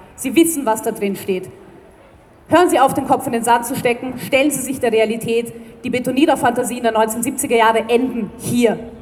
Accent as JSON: {"language": "German", "region": "Vienna", "country": "Austria", "tie": "born or raised there", "said": "Ich bin Wienerin und wenn man in einer so großen Stadt aufwächst"}